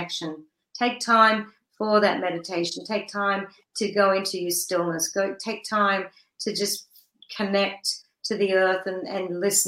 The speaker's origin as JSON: {"language": "English", "country": "Australia", "moved": "as an adult", "lives_now": "United States", "said": "I'm from Australia"}